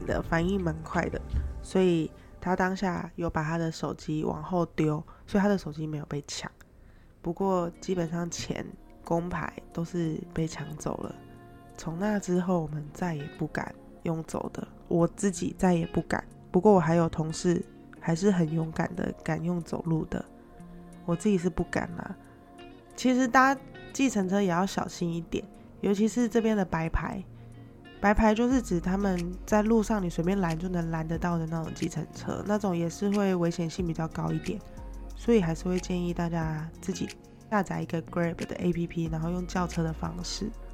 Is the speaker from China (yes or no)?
no; Taiwan; moved away as an adult; now in Philippines; 因为我在家都是说台语嘛